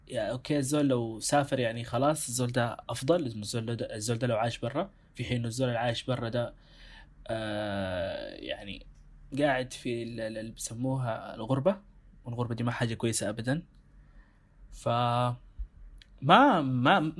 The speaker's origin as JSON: {"language": "Arabic", "country": "Sudan", "said": "ب... بلهجتنا احنا هنا كسودانيين او او كناس في السودان"}